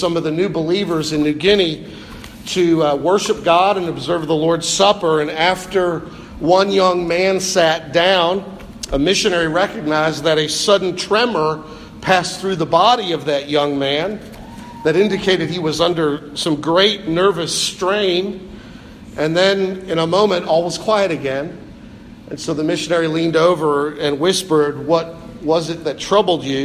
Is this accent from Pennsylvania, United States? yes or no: yes; Pennsylvania, United States; I was born in Pennsylvania